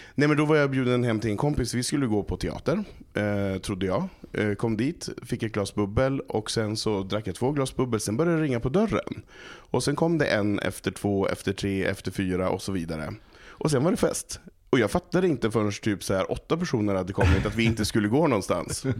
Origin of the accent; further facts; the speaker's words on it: Malå, Västerbotten County, Sweden; Jag kommer från ett litet samhälle som heter Malå som ligger i Västerbotten